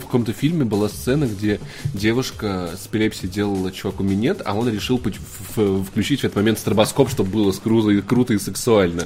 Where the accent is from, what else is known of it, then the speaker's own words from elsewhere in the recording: Voronezh, Voronezh Oblast, Russia; now in Moscow, Russia; мой родной город Воронеж